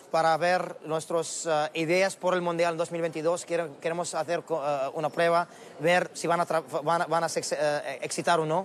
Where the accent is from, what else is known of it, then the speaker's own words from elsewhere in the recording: Qatar; Spanish is a second language; en Qatar, en mi país.